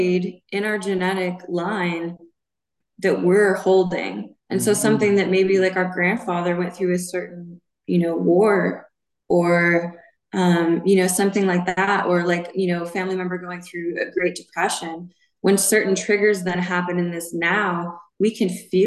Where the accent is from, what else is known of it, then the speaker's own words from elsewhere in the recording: Montana, United States; And I was raised in Montana.